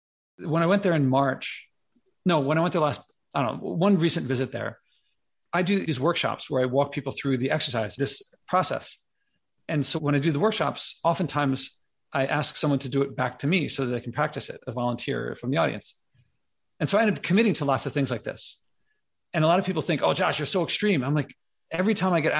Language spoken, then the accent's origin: English; Philadelphia, Pennsylvania, United States; now in New York, United States; I grew up in Philly